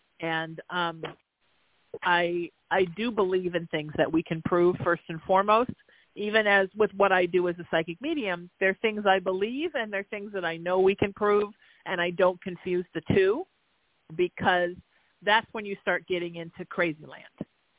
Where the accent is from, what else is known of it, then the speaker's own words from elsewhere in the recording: Connecticut, United States; You know, I have a client that teases me because I'm from Connecticut, that I channel the Pepperidge Farm gods.